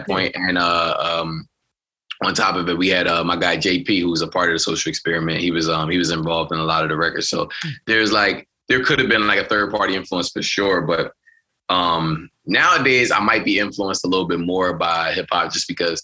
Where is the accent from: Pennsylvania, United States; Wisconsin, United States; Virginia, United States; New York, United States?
Pennsylvania, United States; Philadelphia; I'm from West